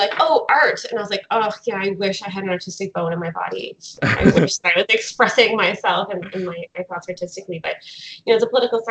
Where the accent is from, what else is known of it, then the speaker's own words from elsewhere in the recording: Fredericton, New Brunswick, Canada; moved away; I'm currently in New Brunswick, in my hometown of Fredericton.